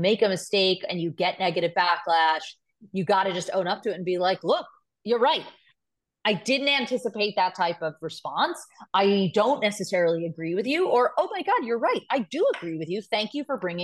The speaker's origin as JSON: {"language": "English", "region": "New York", "country": "United States", "said": "I'm a Jew from New York"}